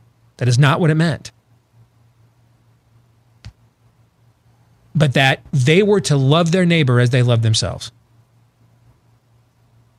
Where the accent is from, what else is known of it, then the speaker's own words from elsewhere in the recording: Iowa and Michigan, Midwest, United States; moved away; also born or lived in North Carolina; growing up in Iowa and Michigan